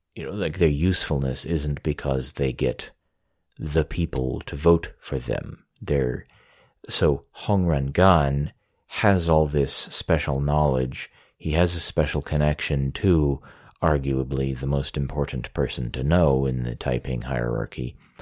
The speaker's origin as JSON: {"language": "English", "country": "United States", "also_born_or_lived": "Beijing, China", "moved": "as an adult"}